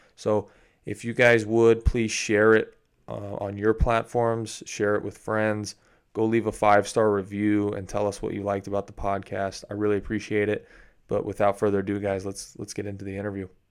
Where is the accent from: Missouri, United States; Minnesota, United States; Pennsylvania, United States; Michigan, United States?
Missouri, United States; That's where I'm from. I'm from Missouri